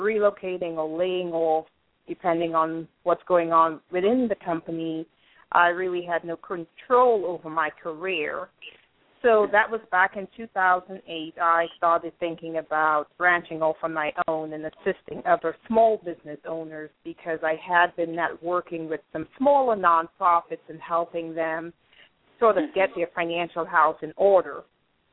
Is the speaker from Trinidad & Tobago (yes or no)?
yes; Trinidad & Tobago; now in United States; I'm actually from Trinidad, and I've been in the U.S. for about, it's going on 18 years, 17, 18 years